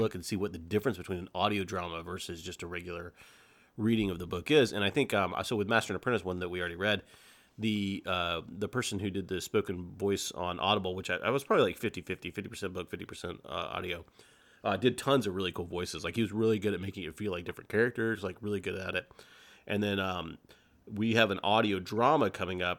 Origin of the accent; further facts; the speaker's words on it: Lawrenceville, United States; I grew up in the Lawrenceville area